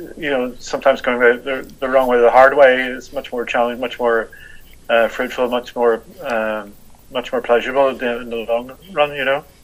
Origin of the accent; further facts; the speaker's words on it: Belfast, Northern Ireland, United Kingdom; I was brought up in the 70s in Belfast